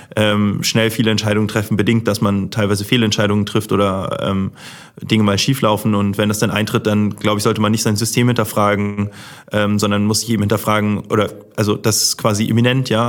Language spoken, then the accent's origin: German; Hamburg, Germany; groß geworden bin ich dann in Harburg, das ist so eine Art Vorort